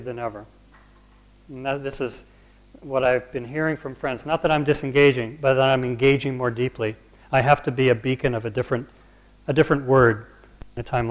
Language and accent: English; United States; I'm an American and not a Brit